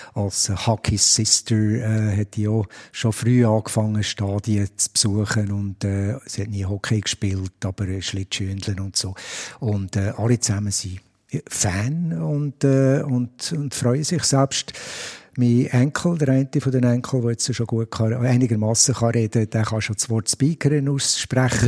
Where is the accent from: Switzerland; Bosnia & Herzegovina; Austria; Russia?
Switzerland; Biel, Bern; als Bieler